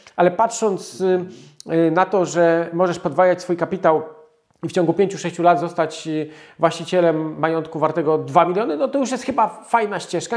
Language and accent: Polish; small town near Radom, Masovian Voivodeship, Poland; Mieszkaliśmy w takiej niedużej miejscowości, 6 tysięcy mieszkańców pod Radomiem